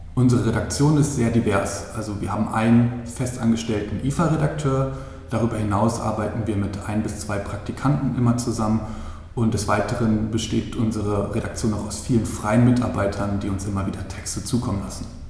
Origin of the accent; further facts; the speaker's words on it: Hanover, Lower Saxony, Germany; moved away as an adult; also born or lived in Bremen; now in Czech Republic; bin ursprünglich aus Hannover